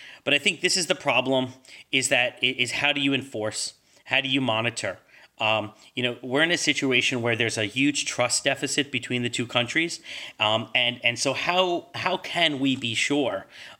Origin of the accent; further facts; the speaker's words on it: Washington, United States; When I grew up in Washington, going to college